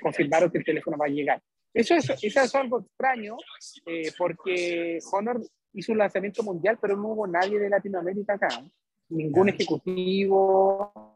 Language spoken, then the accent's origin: Spanish; Chile; soy el único de Chile